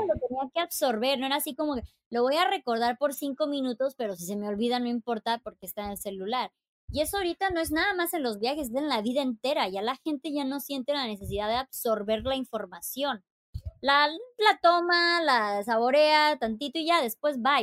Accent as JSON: {"language": "Spanish", "region": "Chiapas", "country": "Mexico", "also_born_or_lived": "Playa del Carmen / Monterrey / Puerto Escondido", "moved": "as an adult", "said": "soy de Chiapas."}